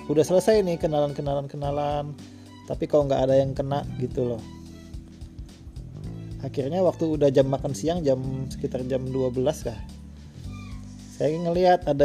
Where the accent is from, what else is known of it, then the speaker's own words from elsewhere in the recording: Samarinda, East Kalimantan, Indonesia; dulu kebetulan saya ini orang Samarinda saya terus mencari jodoh